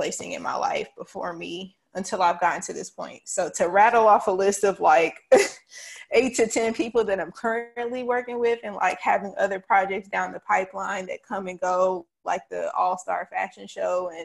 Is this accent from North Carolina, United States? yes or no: yes; Charlotte, North Carolina, United States; I'm still from East Charlotte